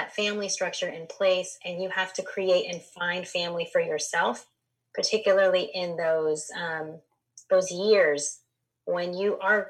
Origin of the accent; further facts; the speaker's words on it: Los Angeles, California, United States; I grew up in Los Angeles